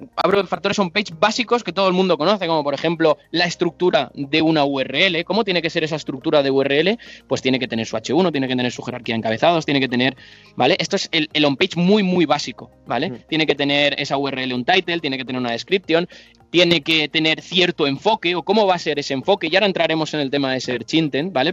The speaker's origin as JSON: {"language": "Spanish", "town": "Alicante", "region": "Valencian Community", "country": "Spain", "said": "soy de Alicante"}